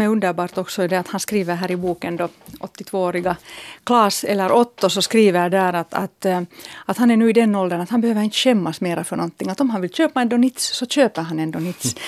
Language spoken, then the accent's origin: Swedish; Helsinki, Uusimaa, Finland; min hemstad